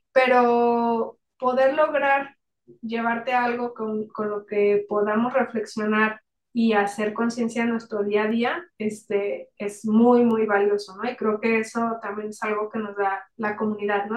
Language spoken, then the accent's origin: Spanish; Mexico; como, como, mexicanos